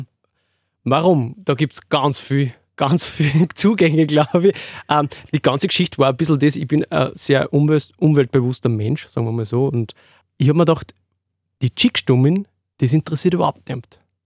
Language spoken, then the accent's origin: German; Freistadt, Upper Austria, Austria; Ich komme aus dem Mühlviertel, Freistädter Gegend, Windhack bei Freistadt